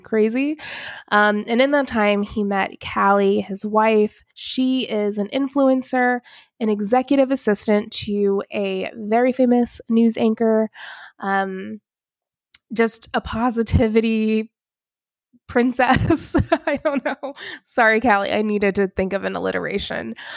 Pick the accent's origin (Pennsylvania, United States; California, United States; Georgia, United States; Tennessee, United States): Georgia, United States; Alpharetta; also born or lived in Atlanta / Dallas; I am from Atlanta, grew up in Alpharetta